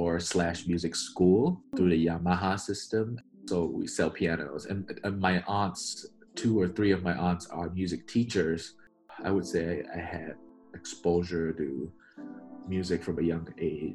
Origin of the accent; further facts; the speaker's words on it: Malaysia; moved away as an adult; now in United States; I grew up in Malaysia, over in Southeast Asia. I'm third generation Malaysian Chinese